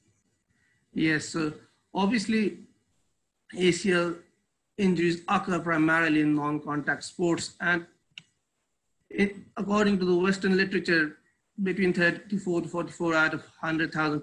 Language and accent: English; Pakistan; now in Karachi, Pakistan; I am basically from Pakistan.